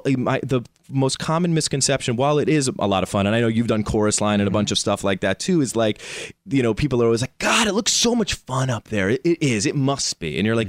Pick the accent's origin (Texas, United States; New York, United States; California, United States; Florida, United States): New York, United States; Rockland County; moved away; I am from Rockland County, New York, just like 45 minutes north of the city.